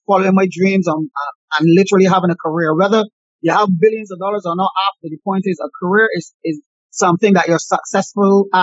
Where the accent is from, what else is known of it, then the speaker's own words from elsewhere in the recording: Barbados; myself growing up in the Bayland